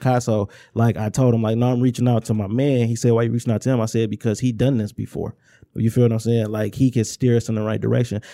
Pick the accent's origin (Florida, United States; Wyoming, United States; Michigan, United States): Michigan, United States; Inkster; growing up in Inkster, it's like, if we was in Detroit, it'd just be a neighborhood